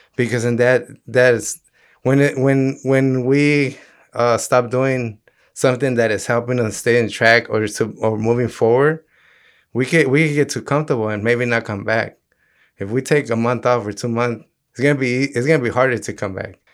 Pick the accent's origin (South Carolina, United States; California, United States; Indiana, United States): California, United States; Los Angeles; growing up in South Central